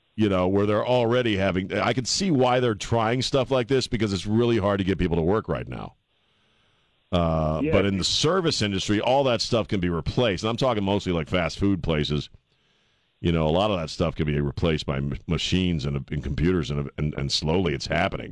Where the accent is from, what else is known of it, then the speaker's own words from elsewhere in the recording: Annapolis, Maryland, United States; I grew up in Annapolis, man, Maryland.